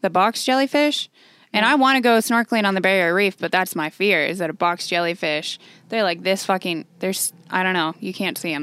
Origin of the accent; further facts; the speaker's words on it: San Diego, California, United States; also born or lived in Oceanside; I'm from San Diego